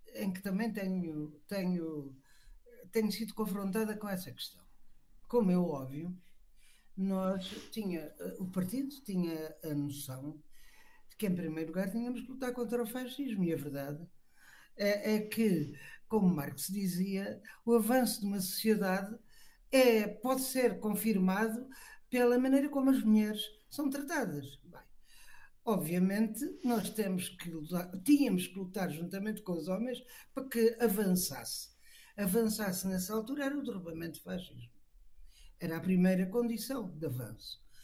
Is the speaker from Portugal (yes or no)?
yes; Portimão, Algarve, Portugal; eu sou natural do Algarve, aqui na praia, na praia da Rocha, um bem portimão, no Rio Arade